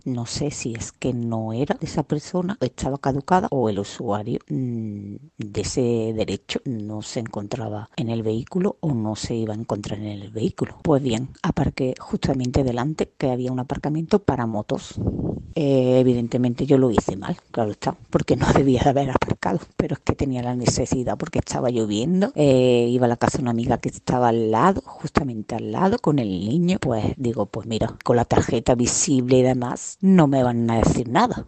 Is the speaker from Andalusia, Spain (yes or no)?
yes; a town in the province of Cádiz, Andalusia, Spain; Soy de un pueblo de la provincia de Cádiz